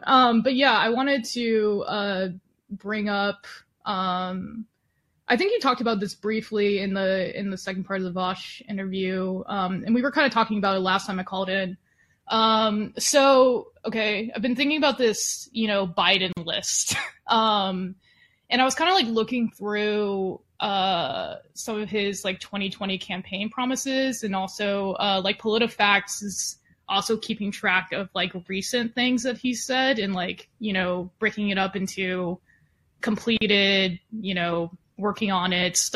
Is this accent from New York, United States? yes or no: no; Texas, United States; also born or lived in Los Angeles, California; I went to college in LA, but I grew up in Texas, and I'm back here